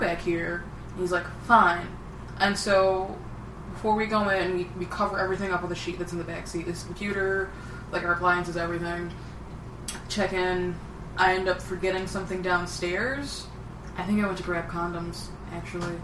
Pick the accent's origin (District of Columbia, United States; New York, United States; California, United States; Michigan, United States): Michigan, United States; Detroit; also born or lived in Arizona; I'm from Detroit.